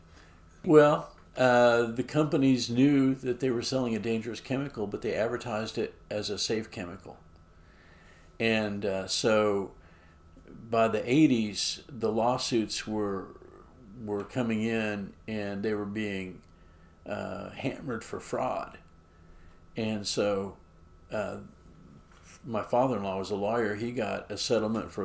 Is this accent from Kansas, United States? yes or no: yes; Edwards County, Kansas, United States; also born or lived in Reno County, Kansas; now in Lawrence, United States; I was born in Edwards County, and that's where my dad's family pioneered